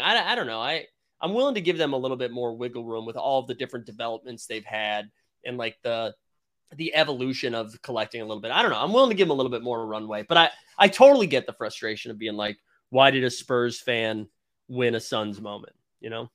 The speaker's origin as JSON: {"language": "English", "town": "Boston", "region": "Massachusetts", "country": "United States", "said": "a Bostonian and a homer"}